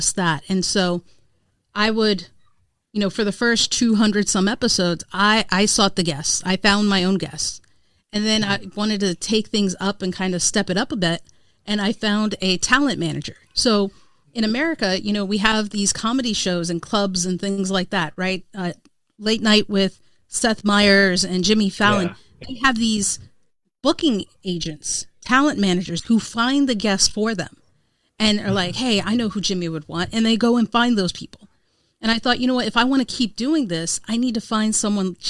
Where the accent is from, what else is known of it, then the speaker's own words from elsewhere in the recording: India; as an Indian woman